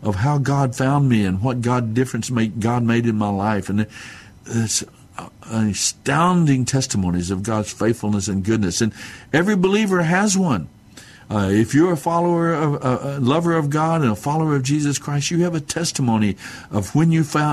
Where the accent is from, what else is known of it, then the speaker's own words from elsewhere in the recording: Mescalero Apache reservation, southern New Mexico, United States; I'm Native American, Mescalero Apache, off of the reservation there in southern New Mexico